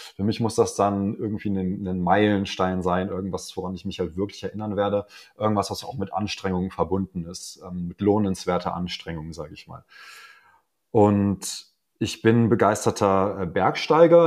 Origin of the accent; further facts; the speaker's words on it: Hanover, Lower Saxony, Germany; ich komme aus Hannover